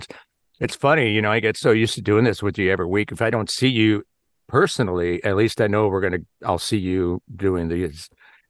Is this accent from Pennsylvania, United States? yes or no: no; Illinois, United States; I grew up in just outside Chicago